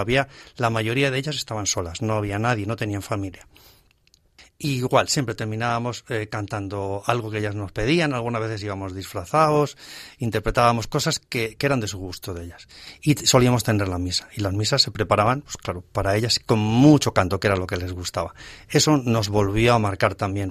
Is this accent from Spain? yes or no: yes; Alcorcón, Community of Madrid, Spain; also born or lived in Navalcarnero; nos vinimos a Alcorcón y allí en Alcorcón consigo. Desde entonces, decía prácticamente sí que es ya mi pueblo de corazón donde he crecido y me he casado